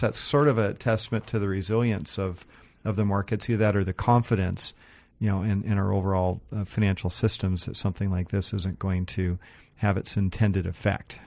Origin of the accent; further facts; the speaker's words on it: Seattle, Washington, United States; I grew up in North Seattle, kind of up by Northgate